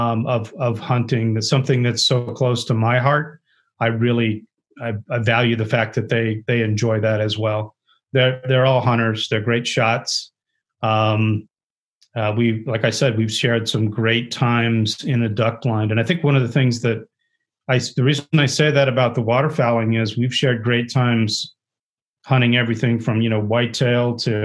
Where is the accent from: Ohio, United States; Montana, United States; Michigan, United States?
Ohio, United States; I grew up in Ohio